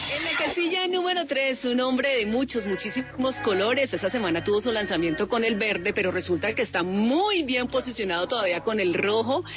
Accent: Colombia; yo como buena colombiana latina

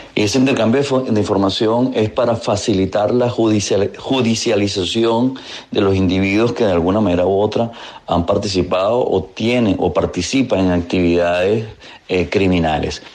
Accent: Venezuela; Como venezolano

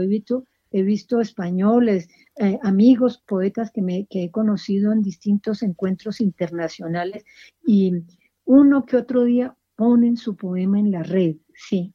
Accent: Colombia; nosotros como colombianos crecimos con, con la muerte amenazando en todas partes

